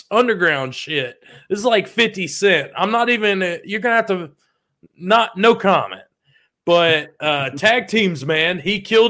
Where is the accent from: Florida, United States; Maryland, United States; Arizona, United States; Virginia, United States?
Florida, United States; Pensacola; I'm from Pensacola.